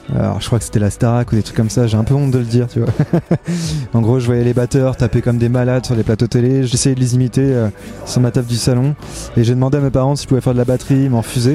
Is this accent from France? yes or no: yes; La Roche-sur-Yon, Pays de la Loire, France; j'ai grandi à La Roche-sur-Yon